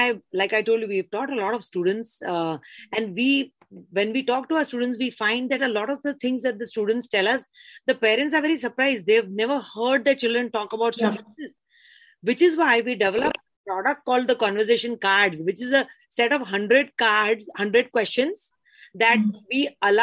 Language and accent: English; Mumbai, Maharashtra, India; I grew up in Bombay